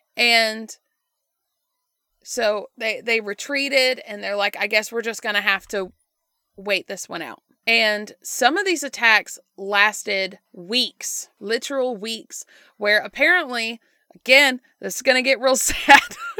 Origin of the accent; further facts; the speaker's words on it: United States; we grew up in the United States